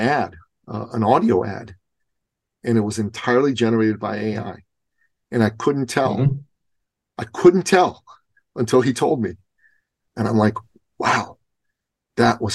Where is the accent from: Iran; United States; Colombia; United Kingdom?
Iran; moved away; I'm Persian. I'm originally from Iran